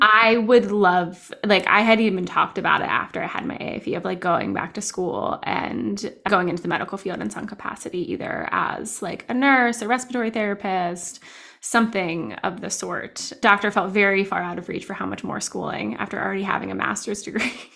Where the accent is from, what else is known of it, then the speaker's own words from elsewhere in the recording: New Jersey, United States; now in Downingtown, United States; I'm also from New Jersey